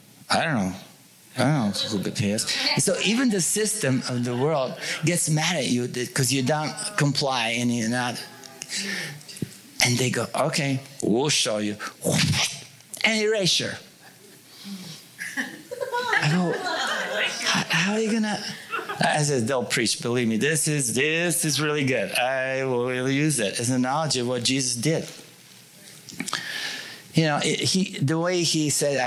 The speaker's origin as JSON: {"language": "English", "country": "Bulgaria", "moved": "yes", "lives_now": "United States", "said": "when I was in Bulgaria, I was part of communist"}